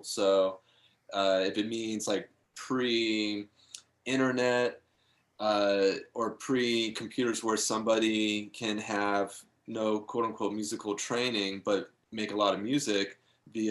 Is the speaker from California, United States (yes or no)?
yes; Topanga, California, United States; I grew up in Topanga Canyon